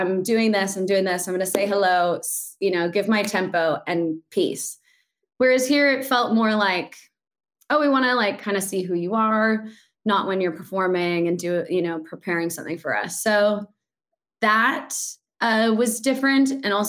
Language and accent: English; United States; moved away as an adult; also born or lived in New York; now in London, United Kingdom; I'm American